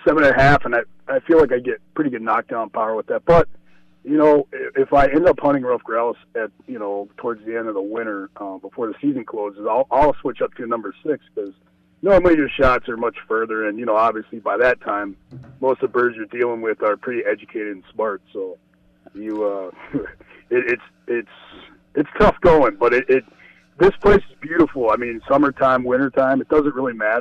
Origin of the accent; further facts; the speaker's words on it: Cajun, Louisiana, United States; now in Ely, United States; I'm a Cajun guy